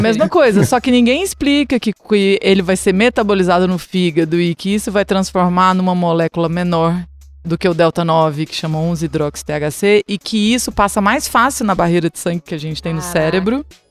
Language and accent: Portuguese; Chapada dos Veadeiros, Goiás, Brazil; moved away as an adult; also born or lived in Brasília / Goiânia / Salvador, Brazil; now in Vancouver, Canada; sou da Chapada dos Veadeiros, em Goiás